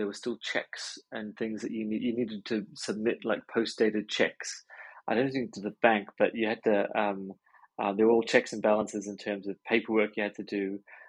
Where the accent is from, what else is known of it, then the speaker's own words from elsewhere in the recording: Hong Kong; moved away; I grew up an expat. So I grew up in Hong Kong with my folks out there. And I think maybe when you're a sort of a third culture kid, that kind of changes your DNA a little bit, perhaps.